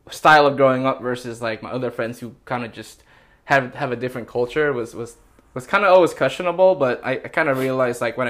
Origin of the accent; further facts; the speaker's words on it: San Francisco, California, United States; I grew up in Ingleside